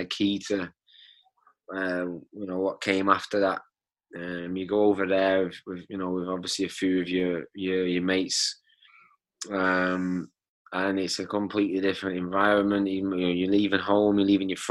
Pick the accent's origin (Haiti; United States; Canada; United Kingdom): United Kingdom; Eccles, North West England; I grew up in Eccles and... I just class myself as a Salford lad